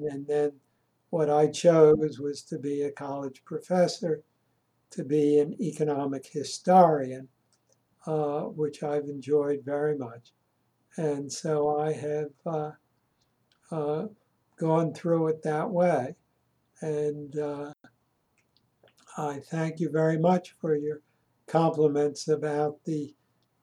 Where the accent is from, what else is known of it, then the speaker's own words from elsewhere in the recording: Philadelphia, Pennsylvania, United States; I grew up in Philadelphia, in Germantown